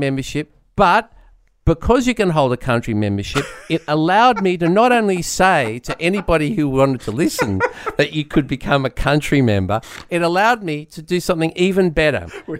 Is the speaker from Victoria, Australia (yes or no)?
no; Sydney, New South Wales, Australia; I was going to stop on the way home. I'm from Sydney.